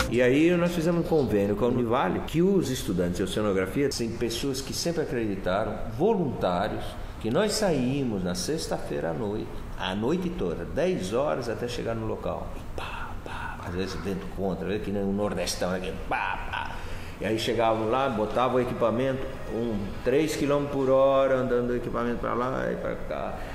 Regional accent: Florianópolis, Santa Catarina, Brazil; also born or lived in Blumenau; Eu nasci aqui, né? sou manezinho e, e na realidade me queria depois me fui para Blumenau e voltei com 16 anos e fiquei aqui até sair para primeira volta ao mundo

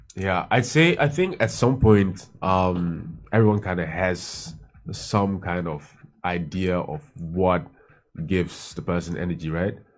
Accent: Amsterdam, North Holland, Netherlands; moved away as an adult; also born or lived in Hoofddorp / Rotterdam / Johannesburg, South Africa; now in Accra, Ghana; I was born and raised in the Netherlands in uh, in uh, in uh, Amsterdam. Then at some point moved to um, Hoofddorp and then studied in Rotterdam.

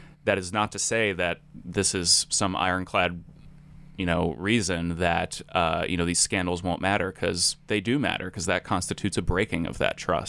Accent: Providence, Rhode Island, United States; I grew up in Providence, Rhode Island

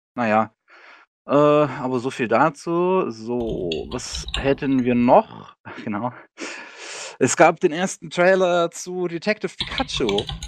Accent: Germany; Bei uns in Deutschland

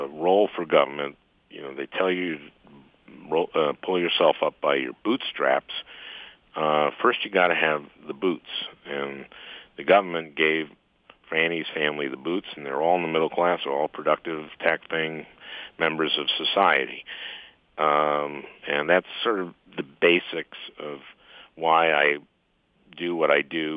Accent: St. Louis Park, Minnesota, United States; I grew up in St. Louis Park and, two-bedroom, one-bath house

